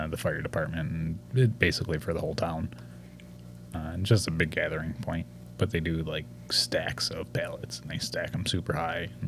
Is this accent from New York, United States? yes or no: yes; New York, United States; We're from New York. we, we don't know